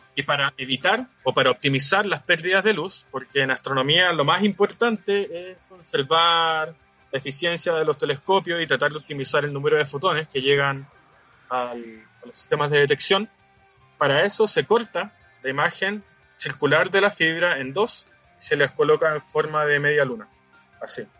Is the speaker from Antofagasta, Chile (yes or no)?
yes; Antofagasta, Chile; moved away as an adult; also born or lived in Santiago; yo soy de Antofagasta y bueno, Antofagasta es literal la descripción pueblo chico, infierno grande.